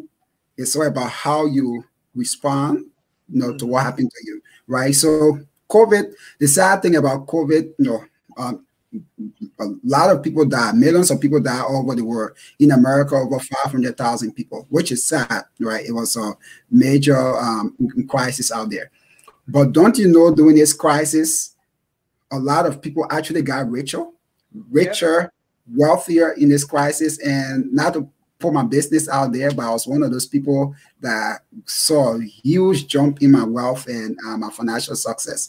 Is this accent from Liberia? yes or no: yes; Liberia; born and raised in Liberia